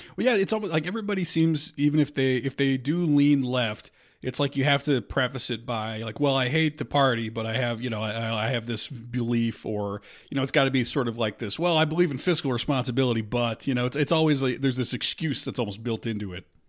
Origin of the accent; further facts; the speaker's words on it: Omaha, Nebraska, United States; I grew up in Omaha